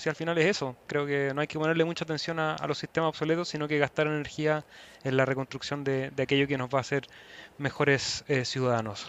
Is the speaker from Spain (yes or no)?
no; Chile; en mi país hay elecciones este fin de semana